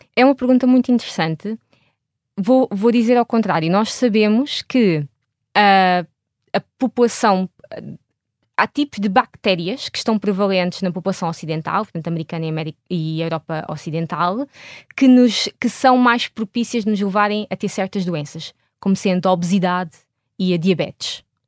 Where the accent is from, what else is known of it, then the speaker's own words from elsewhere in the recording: Portugal; moved away as an adult; eu saí de Portugal em, em 2008 para ir fazer o meu doutoramento